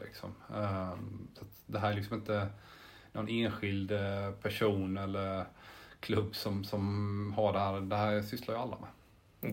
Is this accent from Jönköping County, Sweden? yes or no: yes; Jönköping, Jönköping County, Sweden; moved away; also born or lived in Helsingborg; jag är ju från Jönköping, eller utanför Jönköping, Harbro från början